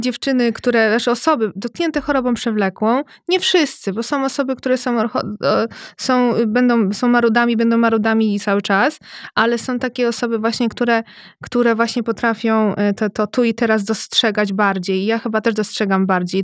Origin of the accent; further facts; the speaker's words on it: Radom, Masovian Voivodeship, Poland; Jestem z Radomia